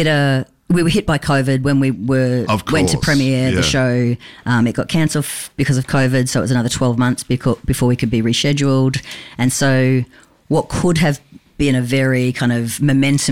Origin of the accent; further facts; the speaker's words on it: Brisbane, Queensland, Australia; living in Brisbane and growing up in Joe Bjelke-Petersen time